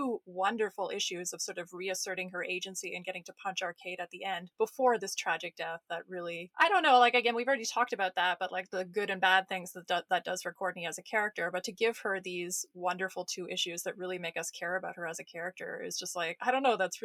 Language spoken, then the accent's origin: English; Canada; we're Canadian